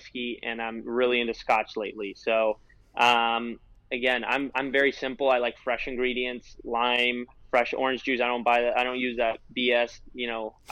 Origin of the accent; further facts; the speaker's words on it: California, United States; I'm from California.